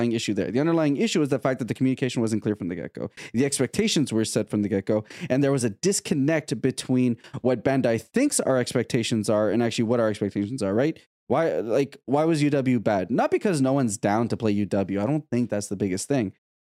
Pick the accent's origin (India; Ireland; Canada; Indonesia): Canada; as a Canadian